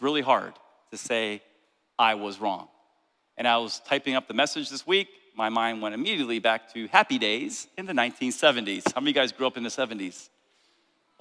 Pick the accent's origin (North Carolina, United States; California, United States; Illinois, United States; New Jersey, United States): New Jersey, United States; I'm from Jersey